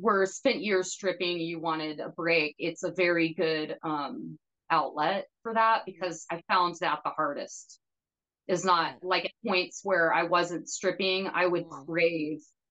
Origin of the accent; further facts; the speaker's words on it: Hot Springs, Arkansas, United States; staying in my hometown